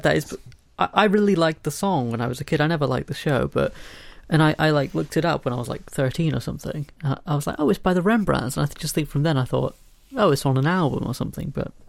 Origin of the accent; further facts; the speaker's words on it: United Kingdom; So I'm a British young person. Everyone knows Doctor Who.